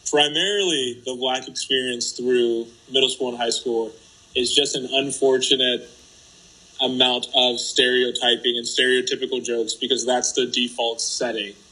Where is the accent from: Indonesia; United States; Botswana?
United States; also born or lived in Haiti; It has been